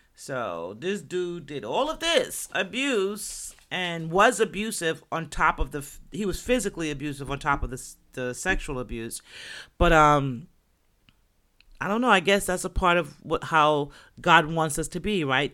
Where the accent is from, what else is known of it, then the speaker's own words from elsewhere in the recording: New York, United States; also born or lived in Jamaica; I'm from New York, Jersey's right there, the tri-state area